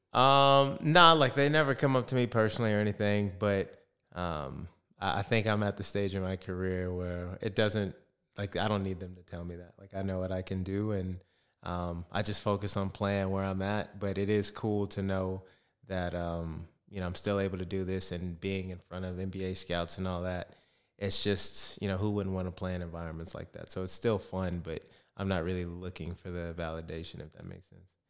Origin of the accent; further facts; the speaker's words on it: Arizona, United States; moved away as an adult; now in Perth, Australia; I'm still from Arizona